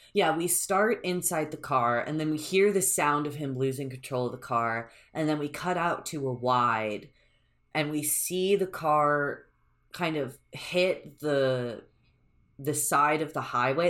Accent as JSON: {"language": "English", "country": "United States", "said": "I'm an American"}